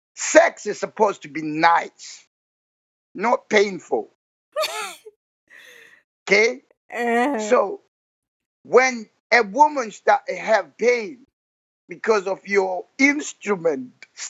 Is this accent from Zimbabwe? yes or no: yes; Zimbabwe; I'm from Zimbabwe.